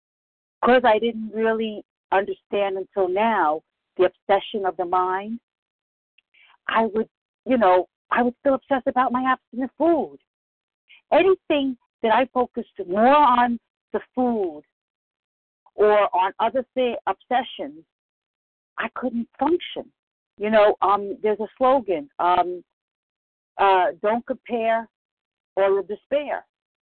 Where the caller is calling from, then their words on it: Bronx, New York, United States; from the Bronx.